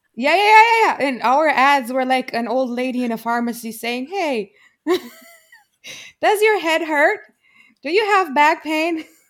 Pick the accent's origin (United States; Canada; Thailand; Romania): Romania; there was a huge difference for me growing up in Romania